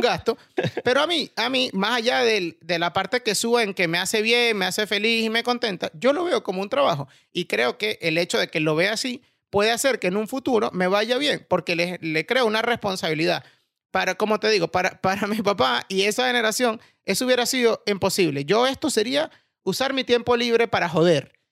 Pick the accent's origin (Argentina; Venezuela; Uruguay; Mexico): Venezuela; moved away as an adult; now in Spain; me fui de Venezuela